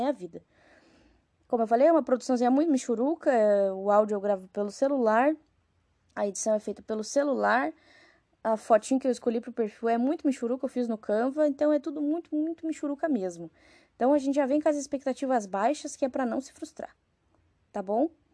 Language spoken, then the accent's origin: Portuguese; Rio Grande do Sul, Brazil; moved away as an adult; now in Carapicuíba, Brazil; sou natural do Rio Grande do Sul